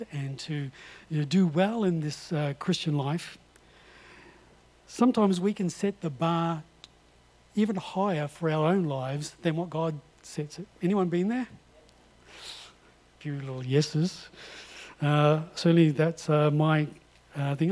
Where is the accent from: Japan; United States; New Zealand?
New Zealand; North Island; I come from the North Island